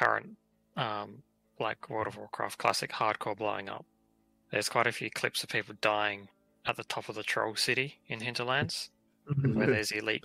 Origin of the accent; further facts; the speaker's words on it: Australia; being an Aussie